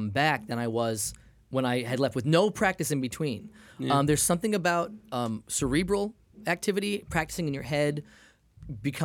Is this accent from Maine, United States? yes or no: yes; Maine, United States; moved away; I'm from Maine